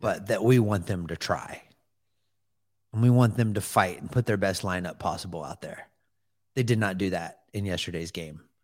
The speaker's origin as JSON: {"language": "English", "country": "United States", "said": "I'm American."}